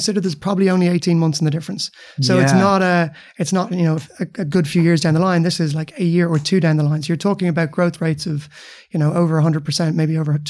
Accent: Dublin, Leinster, Ireland; Yeah, you're right. I grew up in Dublin. Started out as a lawyer, actually.

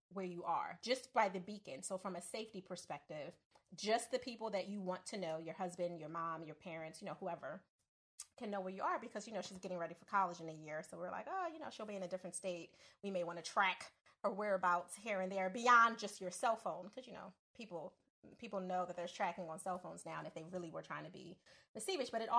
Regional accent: Philadelphia, Pennsylvania, United States; I'm from Philly

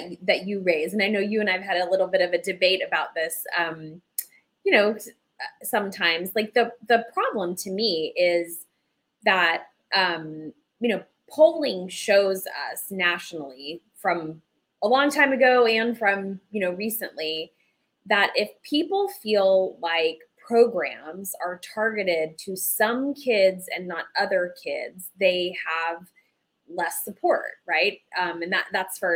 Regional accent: Arizona, United States; I'm from Arizona

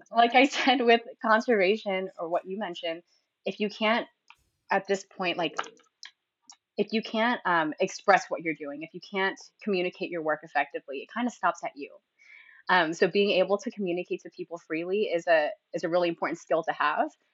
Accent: San Diego, California, United States; also born or lived in Philadelphia / Singapore; I lived I've lived in San Diego essentially my whole life, so I call it my home base

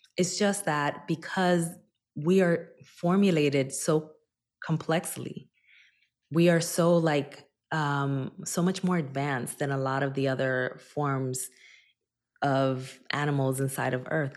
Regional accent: Newark, New Jersey, United States; also born or lived in Dominican Republic; my hometown of Newark, New Jersey

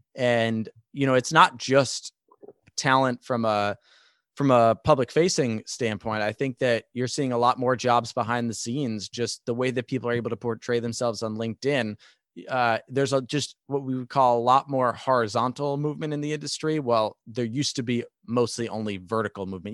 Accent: New York, United States; I'm a New Yorker, I'm from New York

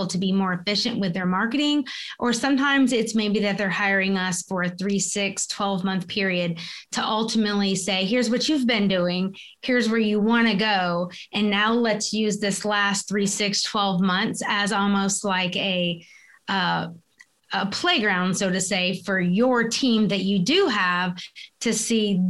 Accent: South Carolina, United States; moved away as an adult; also born or lived in Kentucky; our path took us to South Carolina, which is my hometown.

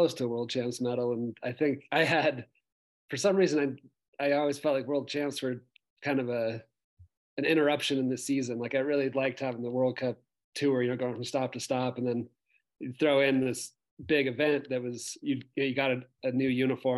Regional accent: United States; I grew up on the other side of the lake

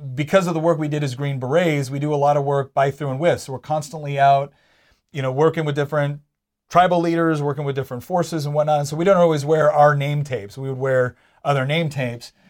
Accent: Charlottesville, Virginia, United States; I'm from Charlottesville

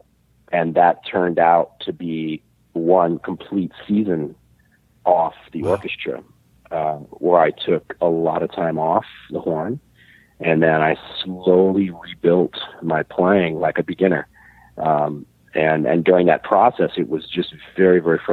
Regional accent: Illinois, United States; now in Montreal, Canada; Jim and I go back to, I believe we met when we were about 13 years old. Wow. Growing up in Illinois

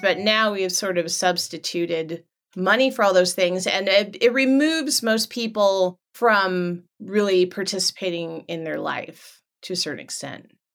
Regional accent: Los Angeles, California, United States; also born or lived in Orange County, California; now in Northern California, United States; I was born in Los Angeles

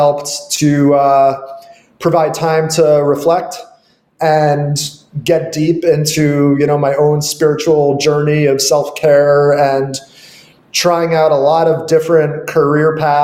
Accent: New York, United States; moved away; also born or lived in Los Angeles; I grew up in New York, and I've also lived in LA and other parts of the world temporarily

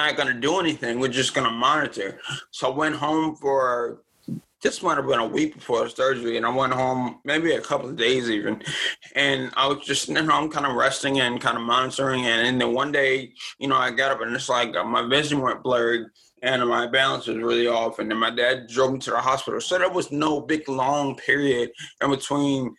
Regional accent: Maryland, United States; also born or lived in Richmond, Virginia; Then I moved to Maryland when I was about six

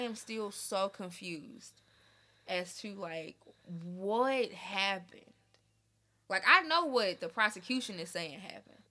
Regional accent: Memphis, Tennessee, United States; now in Nashville, United States; I'm also from Memphis

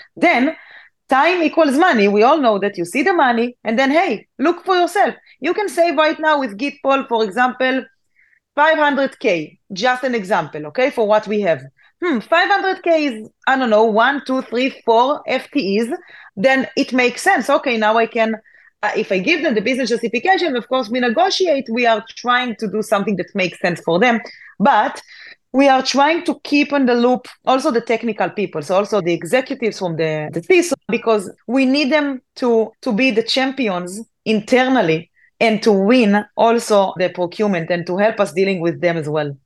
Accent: Israel; I'm from Israel. So in Israel, we must join the army.

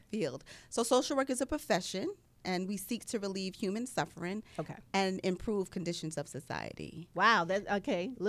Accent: New York City, New York, United States; moved away; I was born and raised in Long Island City, Queens. I'm a proud community member of Queensbridge Housing Development, where I got my informal training on life.

